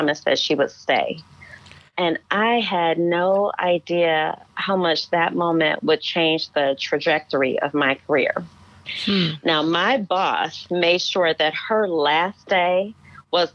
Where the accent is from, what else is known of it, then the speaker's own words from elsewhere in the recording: Cleveland, Ohio, United States; moved away as an adult; also born or lived in Hudson Valley, New York / Muskogee, Oklahoma / Shreveport, Louisiana; I grew up in Cleveland, Ohio, Midwestern girl like yourself